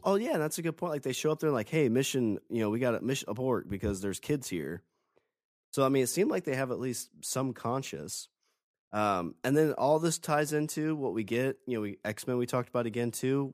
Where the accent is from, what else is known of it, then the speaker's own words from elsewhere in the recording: Illinois, United States; moved away; I'm originally from Illinois